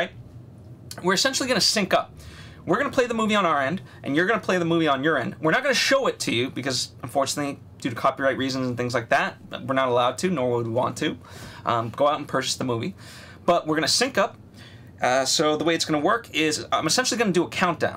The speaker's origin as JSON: {"language": "English", "region": "East Coast", "country": "United States", "tie": "born or raised there", "said": "I grew up on the East Coast, very close to New York"}